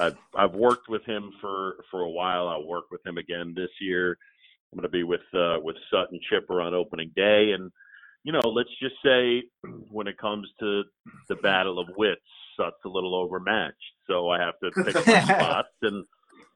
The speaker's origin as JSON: {"language": "English", "region": "New York", "country": "United States", "tie": "born or raised there", "also_born_or_lived": "Philadelphia, Pennsylvania", "said": "I moved to New York when I was 7"}